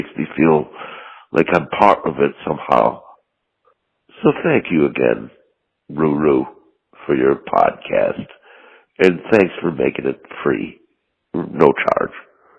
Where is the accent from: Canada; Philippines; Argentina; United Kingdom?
United Kingdom; the north of England; accent: English; I'm from Northern England. I run a small farm in just south of Ireland, but still in the premises of England.